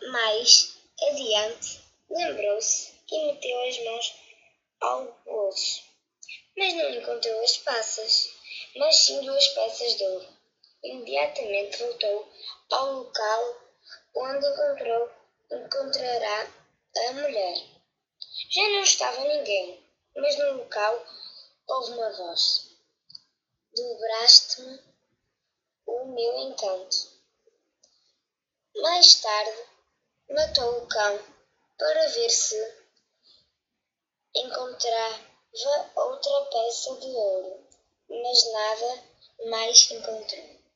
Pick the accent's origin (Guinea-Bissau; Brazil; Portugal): Portugal; tenho 8 anos, sou de Portugal.